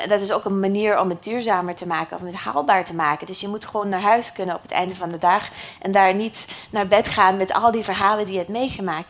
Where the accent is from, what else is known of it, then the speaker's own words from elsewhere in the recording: United States; accent: American; Dutch is a second language; moved away; uit de Verenigde Staten, net zoals ik. Dat hoor je misschien een beetje aan mijn accent